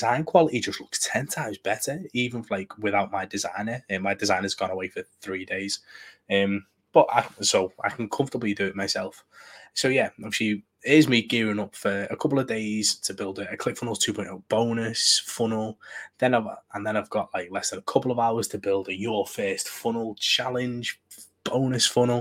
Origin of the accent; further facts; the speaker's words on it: United Kingdom; Being British